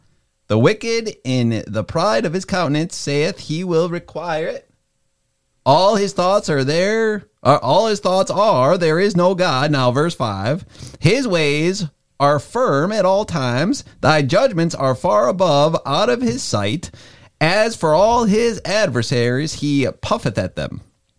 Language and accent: English; the South, United States; accent: Southern twang; Well, we all know because I got this Southern twang. I'm from the Bible Belt, so you know I'm more spiritual.